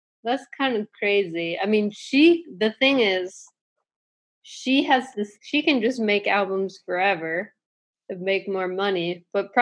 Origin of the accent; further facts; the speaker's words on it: Tippecanoe County, Indiana, United States; the name of the county where I grew up in Indiana is called Tippecanoe County